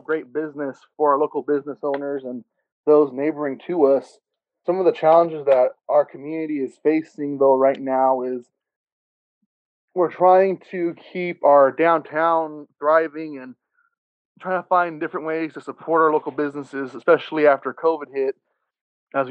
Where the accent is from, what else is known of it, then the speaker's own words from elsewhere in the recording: Gustine, California, United States; my hometown here in Gustine